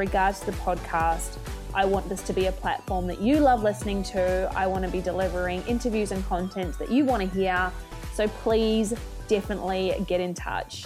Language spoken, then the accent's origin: English; Australia; moved away as an adult; now in Christchurch, New Zealand; I am originally from Australia and made the move over the ditch about 12 years